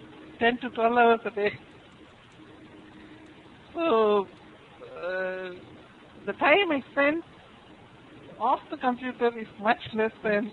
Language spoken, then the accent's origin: English; Kanyakumari, Tamil Nadu, India; Basically, I'm from the southernmost part of the country, from Cape Comorin.